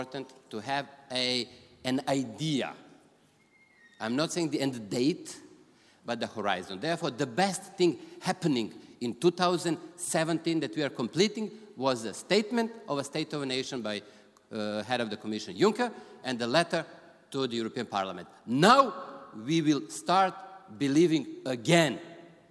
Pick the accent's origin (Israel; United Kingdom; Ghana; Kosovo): Kosovo; Gnjilane; moved away; also born or lived in Serbia; I was born there and as you might know. So I'm coming from Gnjilane.